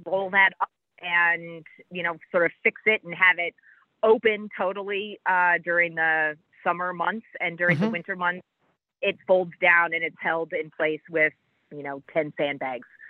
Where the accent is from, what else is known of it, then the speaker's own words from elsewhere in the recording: Midwest, United States; now in Jamestown, United States; growing up in the Midwest